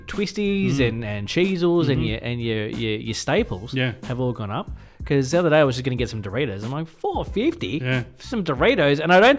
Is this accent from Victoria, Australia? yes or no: yes; Victoria, Australia; I'm from Victoria.